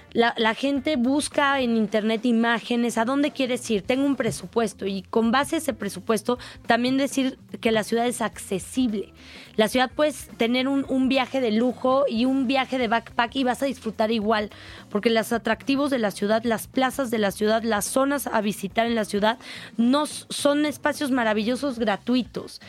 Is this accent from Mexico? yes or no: yes; Mexico City, Mexico; como capitalinos, como chilangos